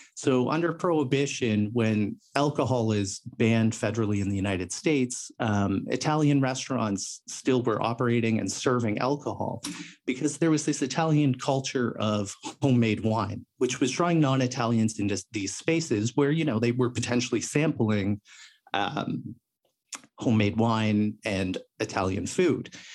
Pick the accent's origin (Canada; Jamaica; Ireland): Canada; Toronto, Ontario; I grew up in, uh, Toronto, Ontario, Canada.